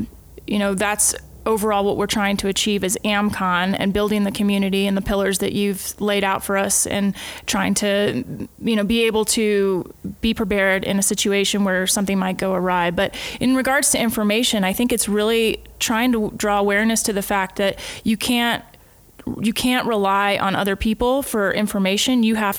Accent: United States; The great benefit of doing this in the United States is I'm from the United States and I've lived in a lot of the states.

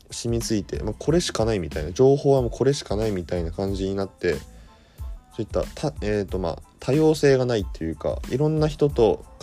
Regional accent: Aomori, Japan; moved away as an adult; 通に青森のえっと田舎は青森なんですけど青森出身でそこから専門学校に行く時に他の専門

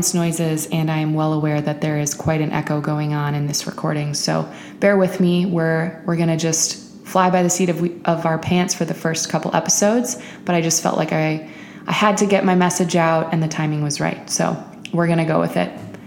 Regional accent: Midwest, United States; also born or lived in Milwaukee; I'm a Midwesterner living in Milwaukee

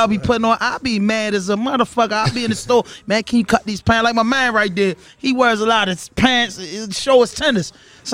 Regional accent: Baltimore, Maryland, United States; I'm from Baltimore

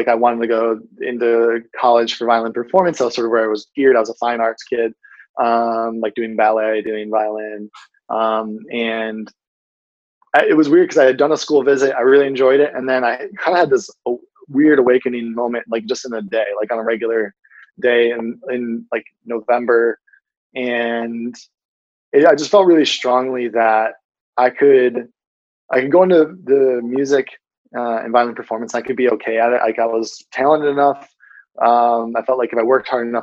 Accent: Grand Rapids, Michigan, United States; now in Brooklyn, United States; I'm from the western part of Michigan, specifically around a city called Grand Rapids

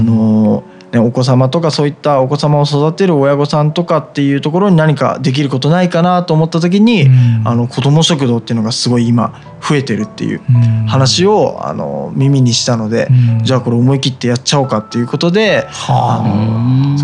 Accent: Kanagawa, Japan; 出身は湘南の方なんですけど

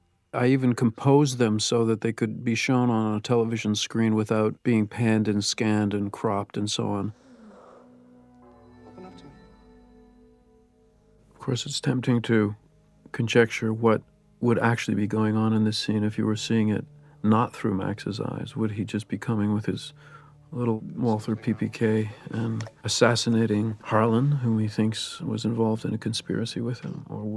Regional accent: Canada; As a Canadian independent filmmaker, I hadn't really had much to do with real Hollywood studios.

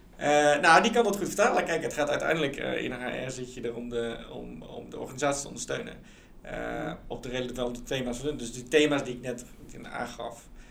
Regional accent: Netherlands; moved away as an adult; also born or lived in England / United States; ik was letterlijk de enige Nederlander

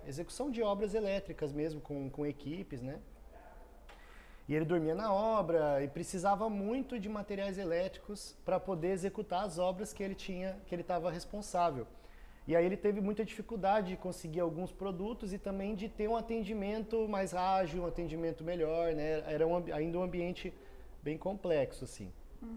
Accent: Foz do Iguaçu, Paraná, Brazil; also born or lived in Cascavel; eu cresci em Foz, num ambiente de empreendedorismo

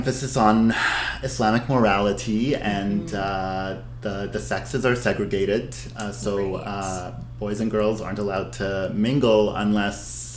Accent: Abu Dhabi, United Arab Emirates; I'm ethnically Syrian-Lebanese, born and raised in Abu Dhabi

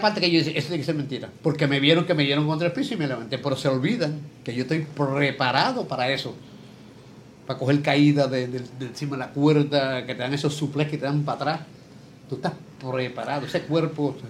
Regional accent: San Lorenzo, Puerto Rico; moved away as an adult; also born or lived in Chicago; now in Levittown, Puerto Rico; Nacido, nacido y criado en San Lorenzo. Yo nací en San Lorenzo 18 de marzo de 1946

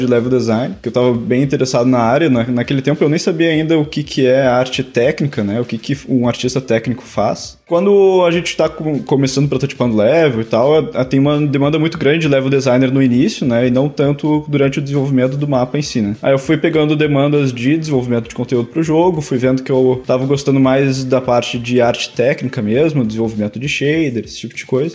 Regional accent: Porto Alegre, Rio Grande do Sul, Brazil; aqui na cidade onde eu nasci

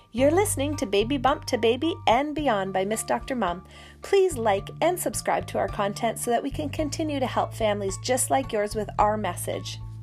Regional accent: Sudbury, Ontario, Canada; moved away as an adult; also born or lived in Calgary, Alberta; I grew up in Sudbury, Ontario, which is a city of about 100, 150,000 people.

